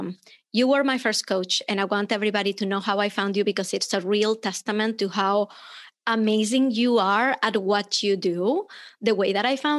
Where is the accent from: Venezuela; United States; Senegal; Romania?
Venezuela; moved away; I'm from Venezuela, but unless I open my mouth, people just think I'm American.